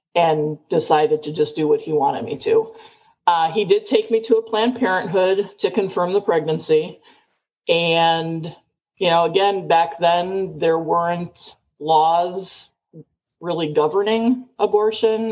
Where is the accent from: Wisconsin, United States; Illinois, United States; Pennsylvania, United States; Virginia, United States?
Illinois, United States; Chicago; moved away as an adult; now in Tucson, United States; I was born and raised in Chicago, never liked the big city